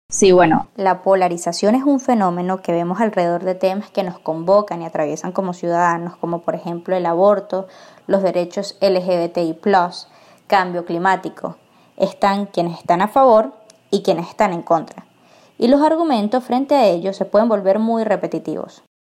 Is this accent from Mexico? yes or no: no; Venezuela; yo soy venezolana y he crecido en un país plagado de polarización